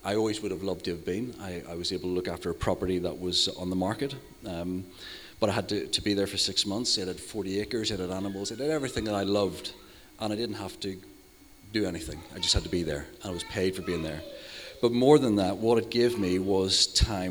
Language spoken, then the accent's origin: English; Northern Ireland, United Kingdom; moved away; I'm her older brother. I'm from Northern Ireland